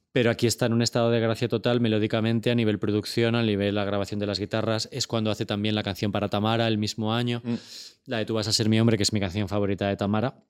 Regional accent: Torrejón de Ardoz, Community of Madrid, Spain; Yo soy de Torrejón, o sea, estamos en la misma carretera de Barcelona.

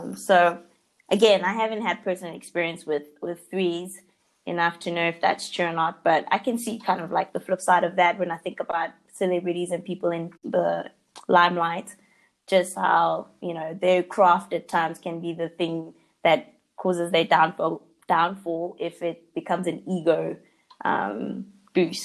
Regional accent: South Africa; growing up in South Africa

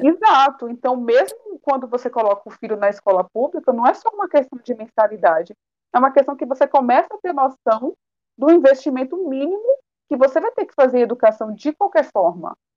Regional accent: Northeast Region, Brazil; eu sou nordestina

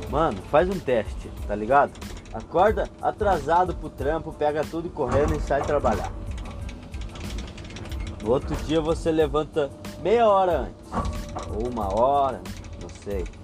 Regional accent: Rio Grande do Sul, Brazil; Porra, sou suspeito para falar, né? Sou gaúcho.

